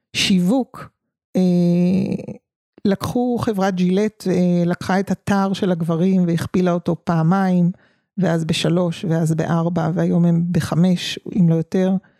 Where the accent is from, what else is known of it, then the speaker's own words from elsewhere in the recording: Tel Aviv, Tel Aviv District, Israel; moved away as an adult; also born or lived in a village (unnamed); אני תל אביבית במקור ויום בהיר אחד, אה, העתקנו את חיינו לכפר